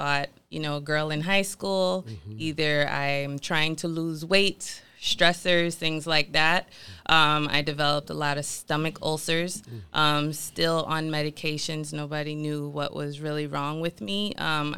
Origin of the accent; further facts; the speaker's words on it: Miami, Florida, United States; Born and raised in Miami, Florida.